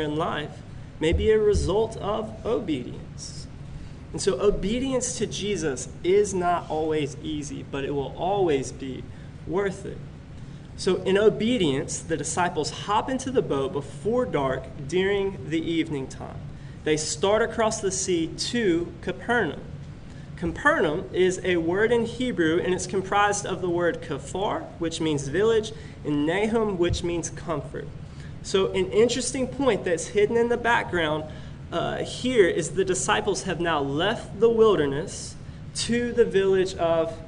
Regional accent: Pensacola, Florida, United States; I grew up in Pensacola, Florida

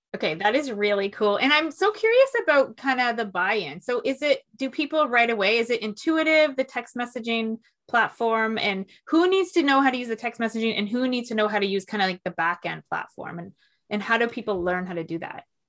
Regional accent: Toronto, Ontario, Canada; I'm from Toronto

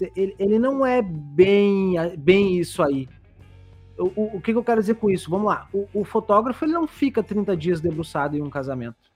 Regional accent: Barbacena, Minas Gerais, Brazil; Quando eu era pequeno lá em Barbacena

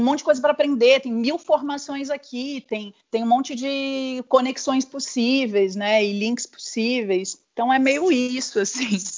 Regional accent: interior of São Paulo, Brazil; moved away as an adult; also born or lived in Rio de Janeiro; na minha cidade não que eu não nasci lá, mas onde eu cresci, minha família ainda está lá, no interior de São Paulo

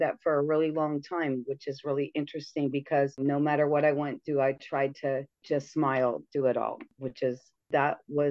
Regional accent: Redondo Beach, California, United States; moved away as an adult; also born or lived in Tustin, California; now in Las Vegas, United States; we moved 2 cities away from Redondo Beach

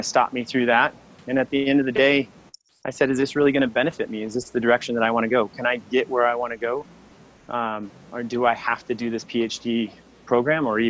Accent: Colorado, United States; moved away; also born or lived in Hawaii; I grew up in Colorado, which was predominantly white.

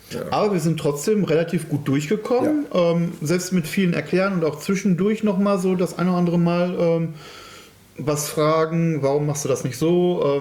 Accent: Cologne, North Rhine-Westphalia, Germany; Ich komme aus Köln, ja.

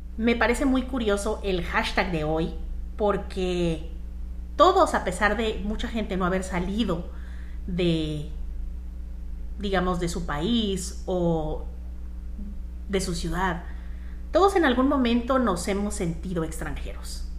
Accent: Mexico; also born or lived in Canada; now in Miami, United States; yo soy mexicana, en mi caso, viviendo en Canadá

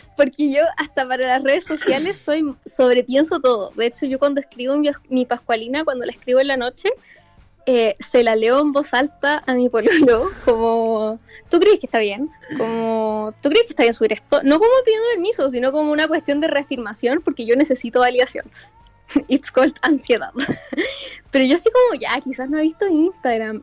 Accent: Chillán, Ñuble, Chile; moved away as an adult; yo llegué de mi pueblo, de Chillán

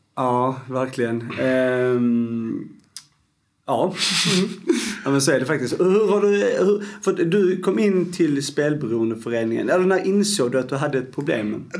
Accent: Skåne, Sweden; Jag är en gnällig skåning

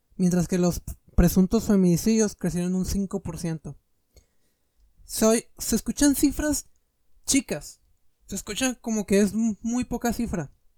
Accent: Mexico

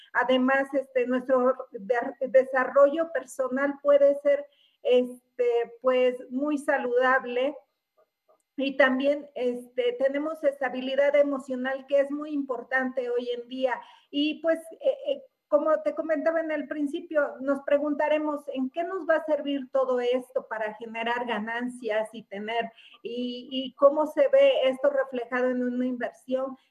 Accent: Mexico; los mexicanos somos muy trabajadores

